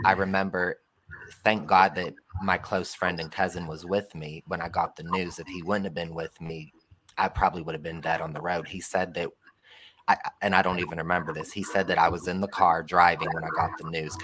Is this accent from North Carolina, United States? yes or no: no; Ohio, United States; moved away as an adult; also born or lived in California; I went all the way to California, and I'm from Ohio